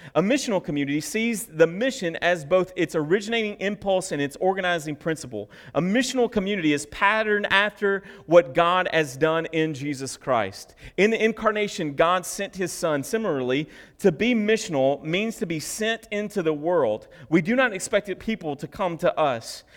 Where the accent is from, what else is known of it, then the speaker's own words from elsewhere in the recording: United States; I'm just an American